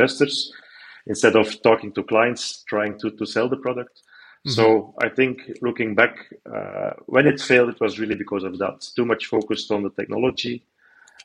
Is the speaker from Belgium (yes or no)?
yes; Belgium; I'm raised, born and raised in Belgium